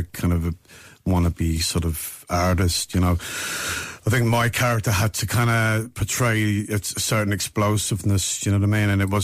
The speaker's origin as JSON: {"language": "English", "region": "London", "country": "United Kingdom", "tie": "born or raised there", "said": "I was born in London but of Irish parents"}